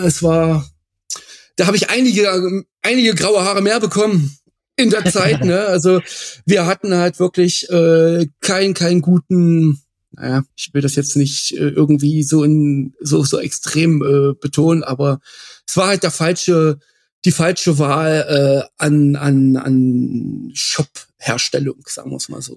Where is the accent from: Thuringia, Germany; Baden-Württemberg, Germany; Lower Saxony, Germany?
Thuringia, Germany; near Bad Frankenhausen; moved away as an adult; Bad Frankenhausen, genau da hat es mich jetzt hingeschlagen äh, oder verschlagen. Ähm, der Grund dafür ist, ich bin da in der Nähe aufgewachsen